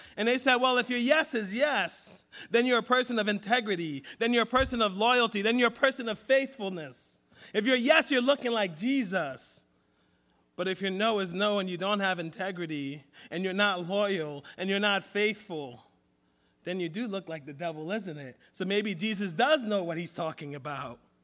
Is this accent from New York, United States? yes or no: no; Philadelphia, Pennsylvania, United States; I grew up in Southwest Philly